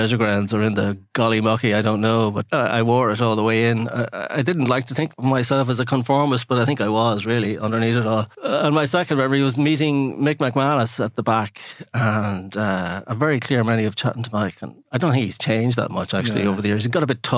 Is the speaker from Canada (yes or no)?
no; Clane, County Kildare, Ireland; I spent my entire childhood and adolescence in and around Clongowes. I grew up in the Red House